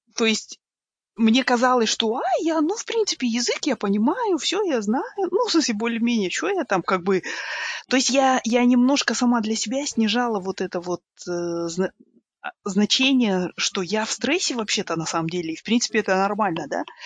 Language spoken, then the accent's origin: Russian; Kazakhstan; Я из Казахстана